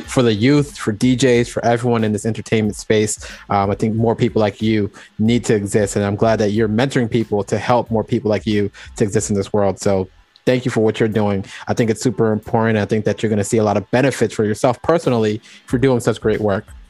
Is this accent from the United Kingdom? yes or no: no; Jamaica; I'm, I'm also Jamaican as well